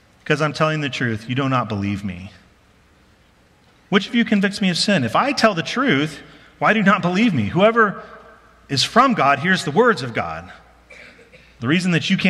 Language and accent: English; Colorado, United States; I'm from Colorado